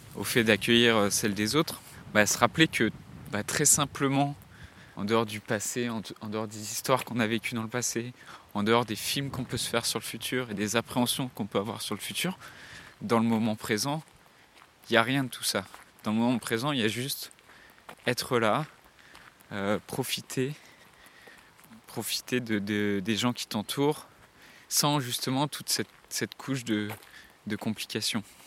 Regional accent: Séné, Brittany, France; moved away; Là actuellement je suis dans la ville dans laquelle j'ai grandi, en Bretagne. C'est un village qui s'appelle euh, Séné, qui est au sud de Vannes, dans le Morbihan

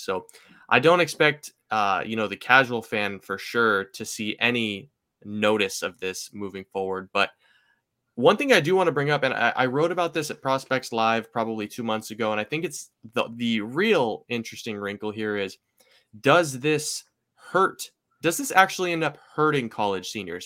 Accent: Seattle, Washington, United States; I'm from Seattle

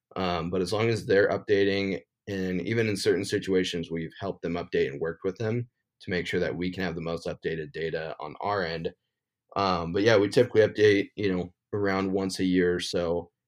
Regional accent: Montana, United States; I've, like I said, born and raised in Montana. It's a super great state to hunt. And so I don't really find myself wandering out of Montana too much unless I draw a good tag.

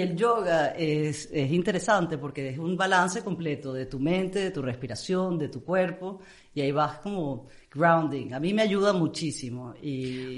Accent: Amazonas, Venezuela; also born or lived in England; now in Miami, United States; crecí en el Amazonas, entonces yo, los únicos seres humanos que estaban, aparte de mi papá, mi mamá y mis hermanos, eran los nativos que estaban a tres horas en una curiaria del otro lado de la serranía de Maigualida

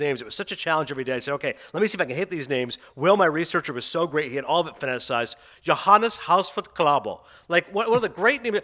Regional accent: Toronto, Ontario, Canada; one of my hometown papers, that's right, from Toronto

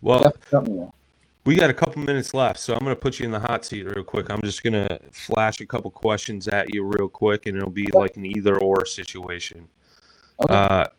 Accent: Illinois, United States; they're in my hometown here

